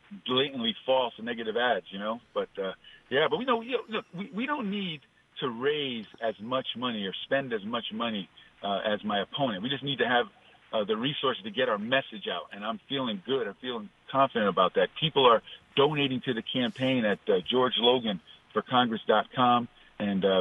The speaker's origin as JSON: {"language": "English", "town": "New Haven", "region": "Connecticut", "country": "United States", "tie": "born or raised there", "also_born_or_lived": "Hartford, Connecticut", "said": "I was born in New Haven, Connecticut. You know, I went to Notre Dame High School in West Haven"}